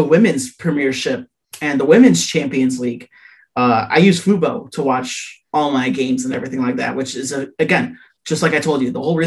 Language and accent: English; Chicago, Illinois, United States; I'm from Chicago